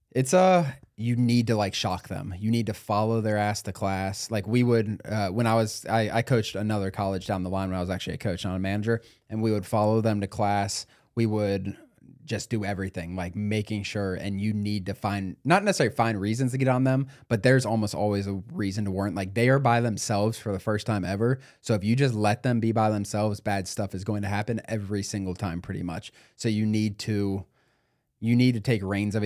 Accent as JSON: {"language": "English", "town": "Cincinnati", "region": "Ohio", "country": "United States", "said": "I'm from Cincinnati"}